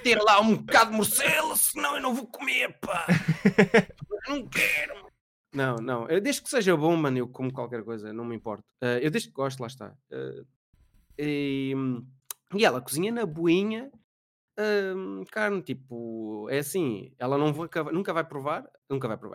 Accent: Mem Martins, Lisbon, Portugal; moved away; eu sou do Meio Martins

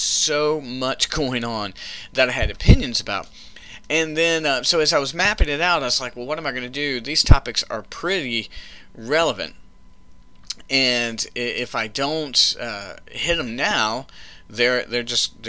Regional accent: the South, United States; I grew up in the South eating Bojangles

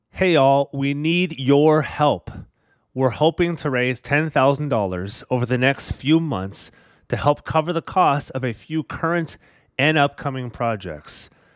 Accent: California, United States

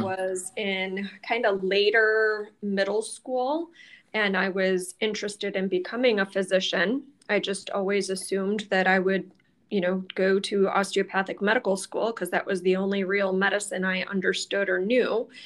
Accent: Mount Clemens, Michigan, United States; moved away as an adult; also born or lived in Green Bay, Wisconsin; I grew up in the Detroit area in Mount Clemens, Michigan.

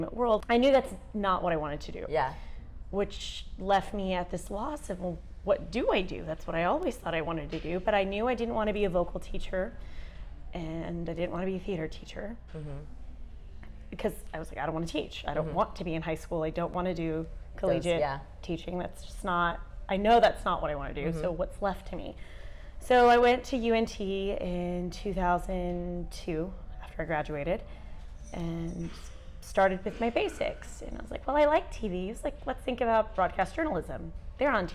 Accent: Dallas, Texas, United States; also born or lived in Houston, Texas; Texas girl at heart, born here, lived here all my life

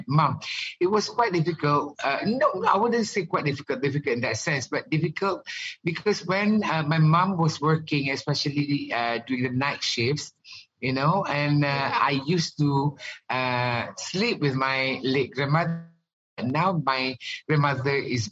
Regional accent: Kuala Terengganu, Terengganu, Malaysia; moved away as an adult; also born or lived in New York, United States; growing up in Kuala Terengganu

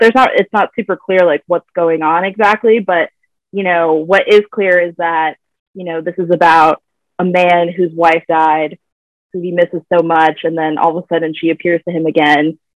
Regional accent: Virginia, United States; I'm from Virginia. Uh, that's where I currently am right now.

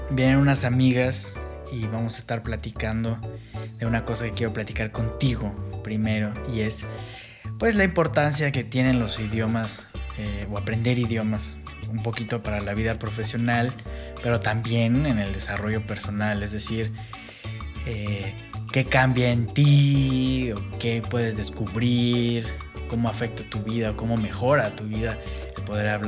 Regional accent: Mexico City, Mexico; accent: chilango; first language English/Spanish; Eh, acento, chilango.

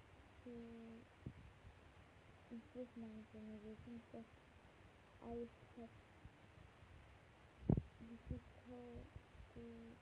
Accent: Singapore; English is a second language; We come from Singapore, but we are English.

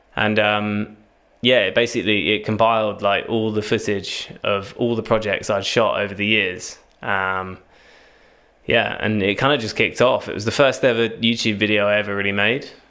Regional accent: Cambridge, East of England, United Kingdom; now in Southampton, United Kingdom; I'm originally from Cambridge

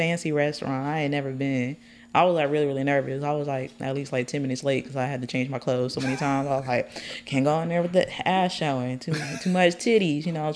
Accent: Colorado, United States; now in Texas, United States; I'm from Colorado. I just been to Texas for a long time

